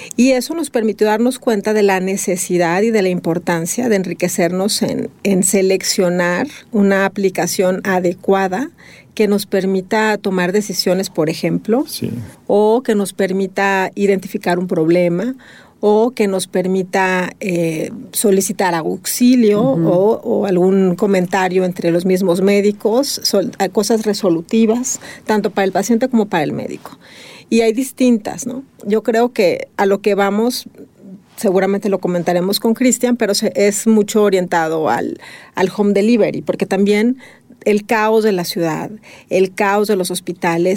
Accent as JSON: {"language": "Spanish", "country": "Mexico"}